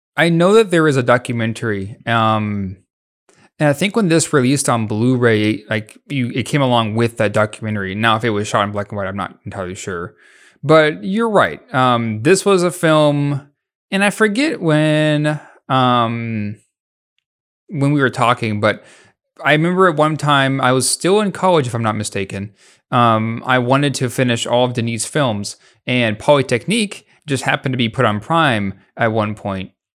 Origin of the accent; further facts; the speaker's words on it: United States; we're both American